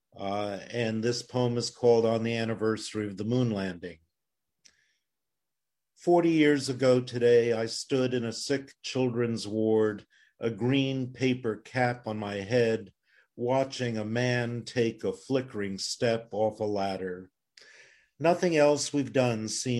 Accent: Plzeň, Plzeň Region, Czechia; now in United States; I was born in Pilsen in Czechoslovakia

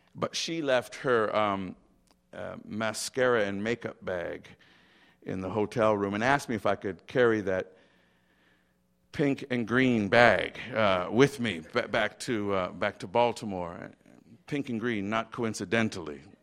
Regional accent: Montego Bay, Saint James, Jamaica; I was born in Montego Bay, Jamaica

